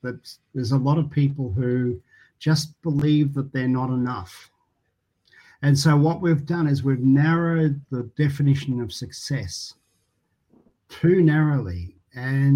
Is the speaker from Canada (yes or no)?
no; Geelong, Victoria, Australia; I loved growing up in Geelong in a really beautiful street with a great neighbourhood.